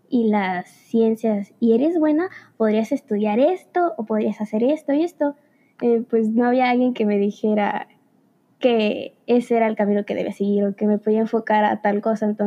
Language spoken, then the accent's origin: Spanish; Veracruz, Mexico; ah, soy de Veracruz, tengo 18 años